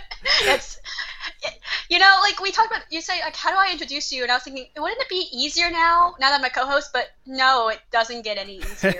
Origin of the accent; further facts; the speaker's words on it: Texas, United States; also born or lived in Nanning, China; I am adopted from Nanning, China. I was adopted when I was 8 months old into a Caucasian family. And I grew up in Texas, which surprises some people because I don't have the Texan accent and I don't talk slow.